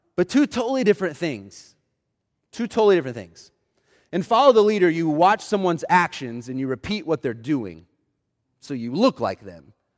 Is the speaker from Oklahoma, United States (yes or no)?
yes; Oklahoma City, Oklahoma, United States; I grew up in Oklahoma City